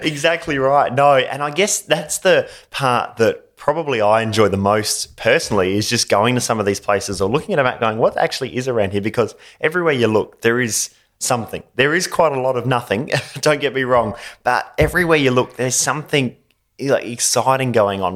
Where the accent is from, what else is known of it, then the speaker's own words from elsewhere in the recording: Gawler, South Australia, Australia; I'm from Gawler